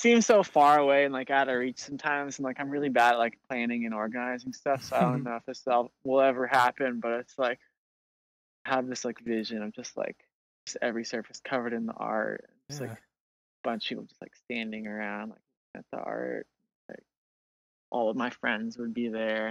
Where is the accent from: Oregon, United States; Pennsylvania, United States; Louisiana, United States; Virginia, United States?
Oregon, United States; Portland; I'm from Portland, Oregon